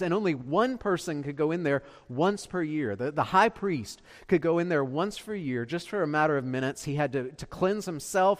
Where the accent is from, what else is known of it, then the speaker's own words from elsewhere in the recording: Beaufort, South Carolina, United States; I'm from Beaufort